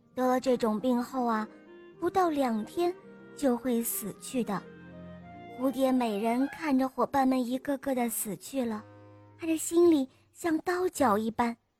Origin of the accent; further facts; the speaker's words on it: Hangzhou, Zhejiang, China; 我今年五岁了，我来自杭州